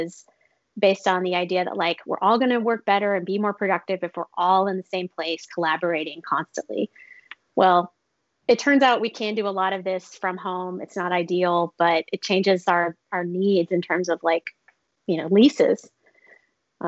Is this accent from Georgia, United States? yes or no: yes; Clayton County, Georgia, United States; I grew up. I'm from Clayton County, Georgia, which is right next to Hartsfield-Jackson Atlanta International Airport